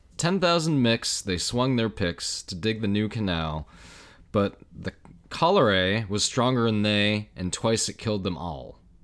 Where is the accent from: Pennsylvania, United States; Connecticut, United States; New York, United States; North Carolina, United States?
New York, United States; growing up in New York and travel, traveling all over the state